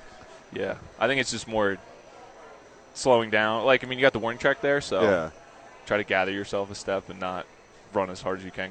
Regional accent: Philadelphia, Pennsylvania, United States; moved away as an adult; also born or lived in North Carolina; now in Albuquerque, United States; I'm from Pennsylvania, but I grew up just outside of Philadelphia.

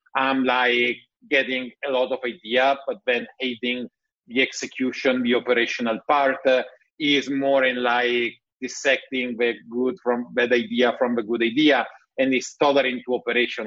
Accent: Italy; accent: Italian; English is a second language; my bad English, Italian accent

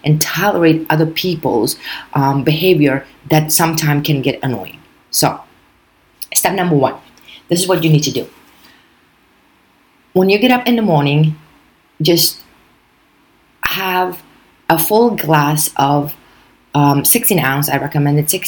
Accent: New York, United States; as a New Yorker, we fast to begin with.

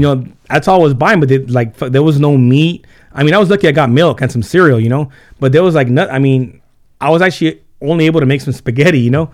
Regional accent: Carpinteria, California, United States; first language Spanish; English is a second language; also born or lived in Santa Barbara / Santa Paula; I was born in Santa Barbara, and then, uh, I was in Carpinteria for about, um, for about nine years

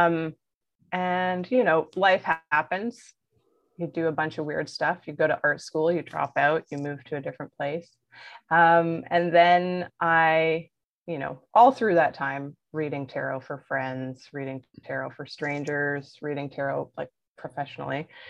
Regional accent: Belleville, Ontario, Canada; accent: Ontarian; I'm originally from the North Shore of uh, Lake Ontario. So if you hear my Ontarian accent, that's why

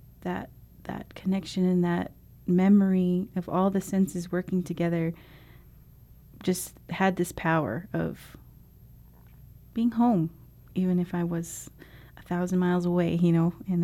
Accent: Navajo Nation, United States; moved away as an adult; also born or lived in St. Louis, Missouri

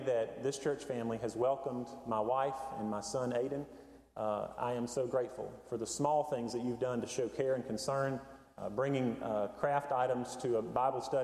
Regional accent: Hendersonville, North Carolina, United States; the mountains where I grew up in Hendersonville.

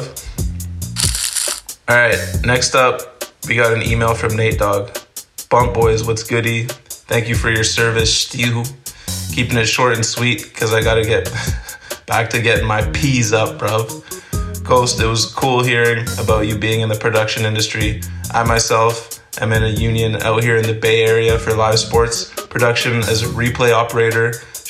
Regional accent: Amsterdam, North Holland, Netherlands; born there; My dad's from Cameroon, and I was born in Holland, in Amsterdam.

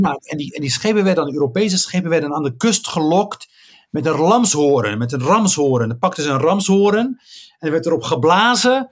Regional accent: Rif, Oriental, Morocco; now in Netherlands; ik ben daar geboren in een dorpje met de naam Igazassen

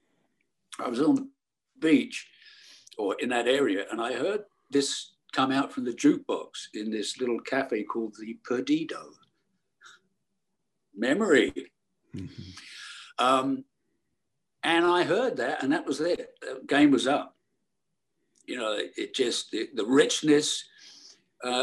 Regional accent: Bognor Regis, South East England, United Kingdom; also born or lived in Milford-on-Sea, Hampshire; I grew up in Bognor Regis

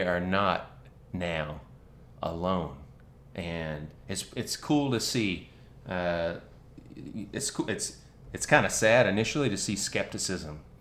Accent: North Carolina, United States; moved away; also born or lived in Athens, Georgia; I grew up in North Carolina, so around a bunch of Tar Heels

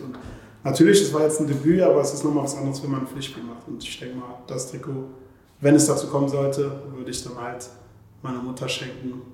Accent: Germany; Ich sehe mich halt als Deutscher, ich kenne halt nur die deutsche Kultur

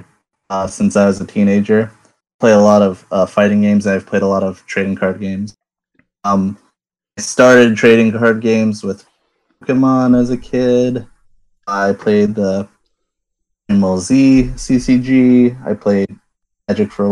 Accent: Iowa, United States; moved away; I'm from Iowa, Midwest

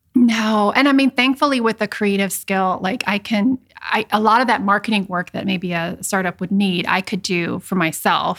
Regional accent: Iowa, United States; moved away as an adult; also born or lived in Richmond, Virginia; I am from Iowa, Midwest girl

